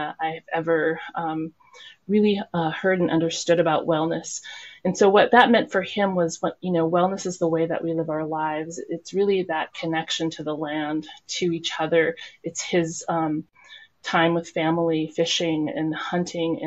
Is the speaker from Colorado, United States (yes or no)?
no; Nenana, Alaska, United States; also born or lived in Anchorage, Alaska; now in Fairbanks, United States; I grew up in Nenana, so I'm very influenced by the Tanana Athabascan people of the Nenana region